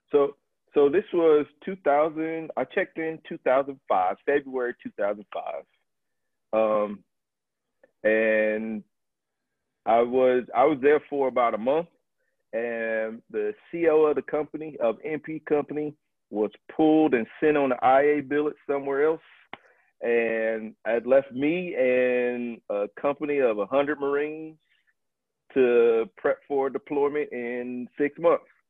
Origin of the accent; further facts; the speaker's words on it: Tallahassee, Florida, United States; also born or lived in Maplewood, New Jersey; I was born in Maplewood, New Jersey, and I moved down to Florida when I was about five years old. So I claimed Tallahassee, Florida, as my home